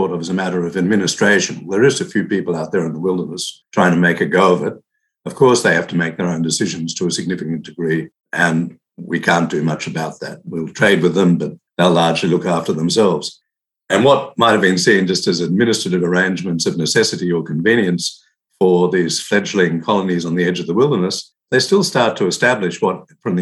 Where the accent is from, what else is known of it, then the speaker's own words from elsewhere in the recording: Australia; I'm actually from Australia